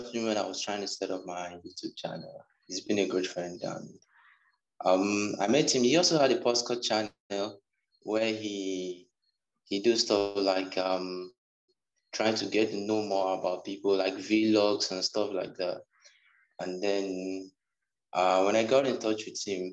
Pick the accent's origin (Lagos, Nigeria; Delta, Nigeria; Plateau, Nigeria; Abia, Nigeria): Abia, Nigeria; Umuahia; accent: Nigerian; also born or lived in Ghana; I'm from Nigeria, Abia State specifically, and Umuahia, that's a city.